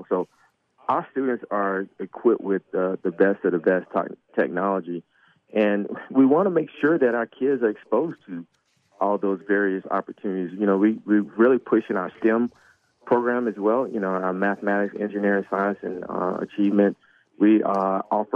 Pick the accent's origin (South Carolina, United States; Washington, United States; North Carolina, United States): South Carolina, United States; moved away as an adult; now in California, United States; I'm from back east. I went to school in South Carolina. I'm from South Carolina, and I went into the Navy after high school